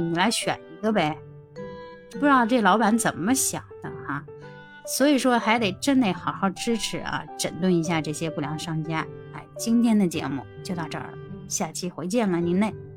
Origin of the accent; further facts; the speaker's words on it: Beijing, China; 我是北京的大妞儿